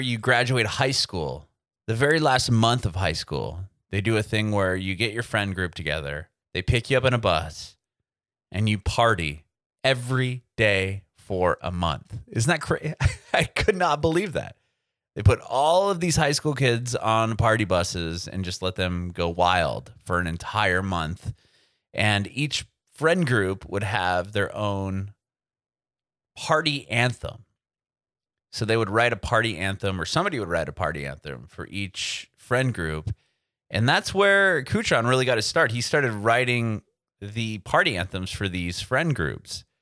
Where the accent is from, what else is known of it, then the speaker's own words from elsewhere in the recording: San Diego, California, United States; moved away as an adult; now in Nashville, United States; Nashville, but I'm originally from San Diego